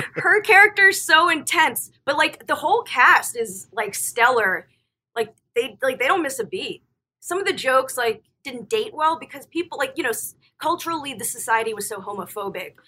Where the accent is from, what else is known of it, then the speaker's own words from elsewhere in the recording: Florida, United States; moved away; I grew up in Florida